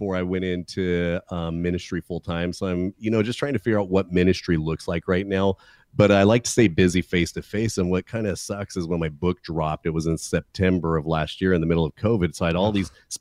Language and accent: English; California, United States; I'm from California